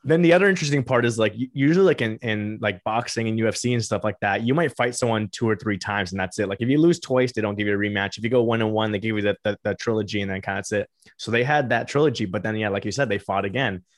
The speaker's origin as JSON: {"language": "English", "town": "Miami", "region": "Florida", "country": "United States", "tie": "born or raised there", "said": "I grew up in Miami and I went to school at Florida State University"}